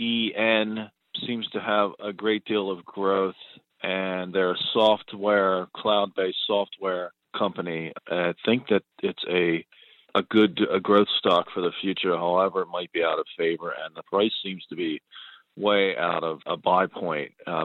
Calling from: Pennsylvania, United States; I'm from Pennsylvania

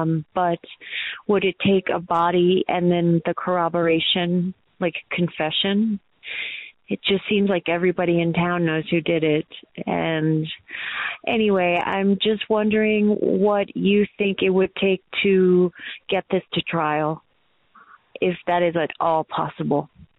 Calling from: Colorado Springs, Colorado, United States; from Colorado Springs, Colorado.

